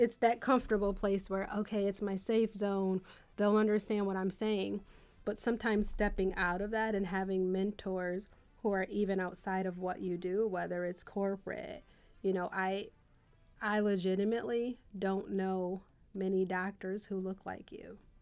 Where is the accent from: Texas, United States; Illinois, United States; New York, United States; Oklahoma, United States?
New York, United States; Buffalo; I was from Buffalo